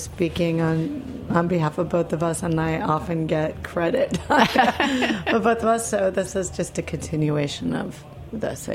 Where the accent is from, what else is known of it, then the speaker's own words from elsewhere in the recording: Midwest, United States; I grew up in the Midwest. My parents are from Argentina